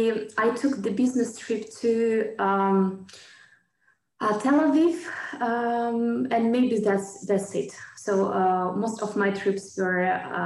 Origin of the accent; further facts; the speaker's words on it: Kharkiv, Kharkiv Oblast, Ukraine; I was born in Ukraine, and the name of my hometown is Kharkiv. And so I've been living here for all my life.